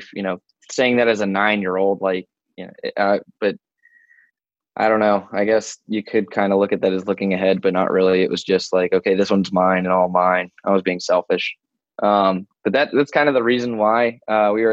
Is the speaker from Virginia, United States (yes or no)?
yes; Woodbridge, Virginia, United States; I grew up Northern Virginia in Woodbridge, about 25-ish miles south of DC